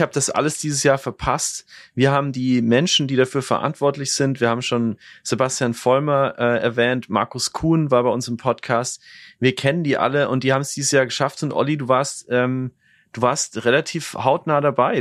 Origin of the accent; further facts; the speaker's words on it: Bavaria, Germany; accent: Bavarian; als aus Bayern kommende finde ich diesen Dialekt einfach unglaublich spannend